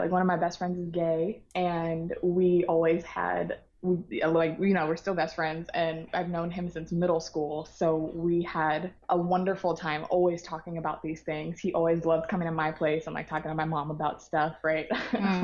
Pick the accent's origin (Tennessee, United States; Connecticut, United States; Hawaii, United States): Hawaii, United States; born and raised in Hawaii